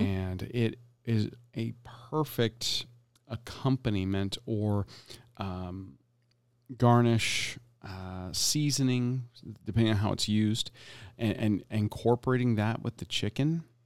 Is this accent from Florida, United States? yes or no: yes; Tampa, Florida, United States; Being born and raised in Tampa, Florida